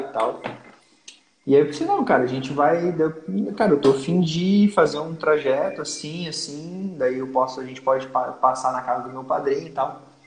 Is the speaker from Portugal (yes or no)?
no; Lages, Santa Catarina, Brazil; Lages, que é a minha cidade natal